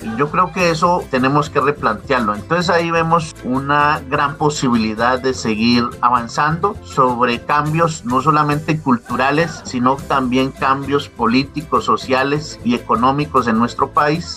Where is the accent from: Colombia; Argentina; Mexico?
Colombia; debemos de hacer como ciudadanos, como colombianos